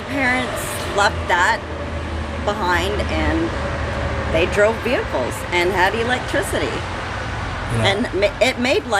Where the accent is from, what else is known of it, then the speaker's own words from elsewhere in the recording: Ingersoll, Ontario, Canada; I'm from Ingersoll, Ontario, Canada.